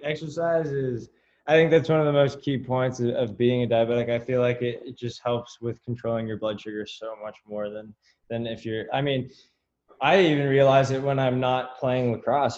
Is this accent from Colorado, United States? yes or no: no; California, United States; now in Florida, United States; I'm from California, um, but I'm out in Florida right now